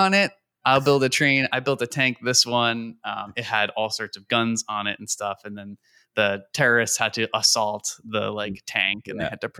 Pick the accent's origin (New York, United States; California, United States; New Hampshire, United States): New York, United States; I grew up in New York, actually.